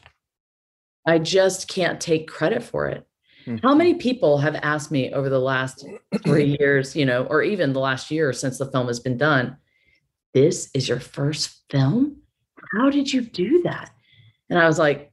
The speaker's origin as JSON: {"language": "English", "town": "Biloxi", "region": "Mississippi", "country": "United States", "tie": "born or raised there", "said": "my hometown of Biloxi, Mississippi"}